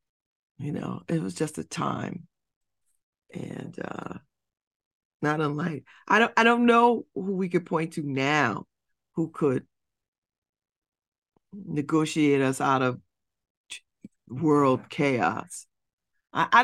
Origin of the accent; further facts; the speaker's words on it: United States; I am American